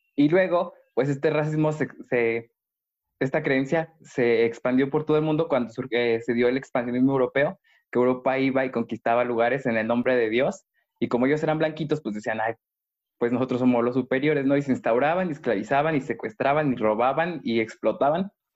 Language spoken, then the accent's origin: Spanish; Mexico